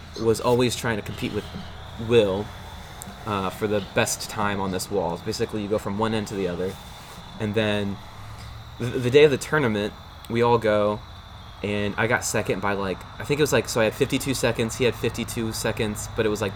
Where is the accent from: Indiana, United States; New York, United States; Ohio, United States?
Indiana, United States; Leo; This is my hometown